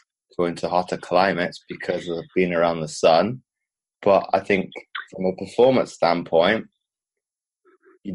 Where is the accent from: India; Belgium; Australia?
Belgium; moved away; also born or lived in United Kingdom; growing up in Belgium, but then living in the UK as well